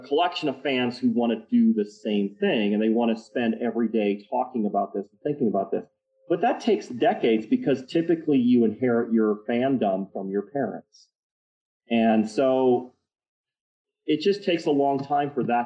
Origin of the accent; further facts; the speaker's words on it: Detroit, Michigan, United States; now in Utah, United States; I grew up in Detroit